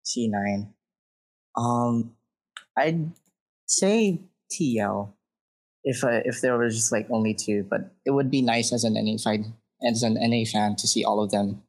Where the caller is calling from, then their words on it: Oahu, Hawaii, United States; From Hawaii.